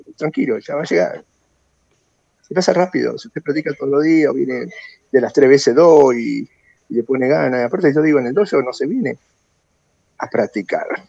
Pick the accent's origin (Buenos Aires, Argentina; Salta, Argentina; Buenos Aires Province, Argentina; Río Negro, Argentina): Salta, Argentina; yo soy meramente un sense medio gordito, salteño